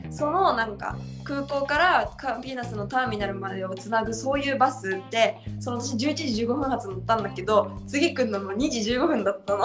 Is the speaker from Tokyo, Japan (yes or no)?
yes; Tokyo, Japan; moved away as an adult; now in Brazil; 私東京から来ましたって言ったら